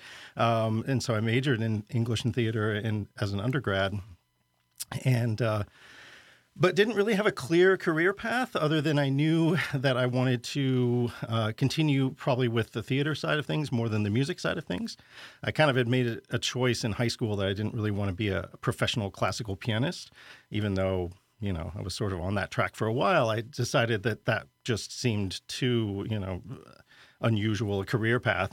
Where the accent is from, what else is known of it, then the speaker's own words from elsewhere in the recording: Lincoln, Nebraska, United States; moved away as an adult; also born or lived in St. Louis / New York City; finally left my hometown of Lincoln, Nebraska, which was a good thing, but, you know, no problems growing up there